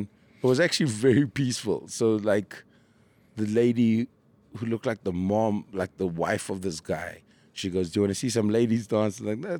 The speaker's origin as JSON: {"language": "English", "town": "Durban", "region": "KwaZulu-Natal", "country": "South Africa", "tie": "born or raised there", "said": "I grew up in Durban. I've only been here since 2010. So in Durban, our school excursions always involved something to do with Shaka."}